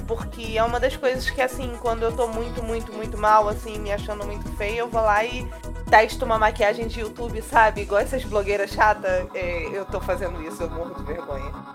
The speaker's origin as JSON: {"language": "Portuguese", "region": "Rio de Janeiro", "country": "Brazil", "said": "A gente é carioca"}